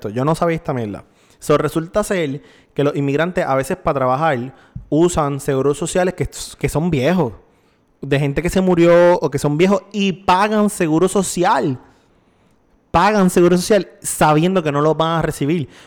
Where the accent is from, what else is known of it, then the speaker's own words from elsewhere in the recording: Puerto Rico; nosotros los puertorriqueños